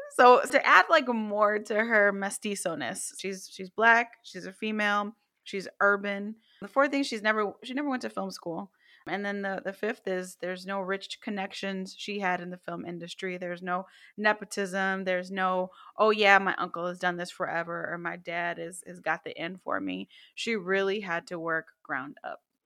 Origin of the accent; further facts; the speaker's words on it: Chicago, Illinois, United States; we grew up in the city, we're from the Chi